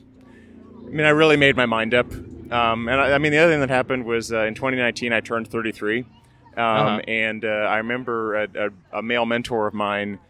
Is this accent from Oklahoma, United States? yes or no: yes; Oklahoma, United States; growing up in Oklahoma